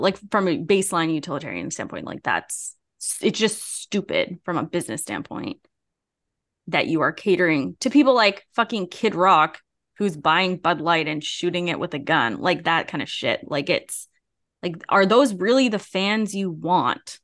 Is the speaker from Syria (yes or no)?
no; Canada; I was from Canada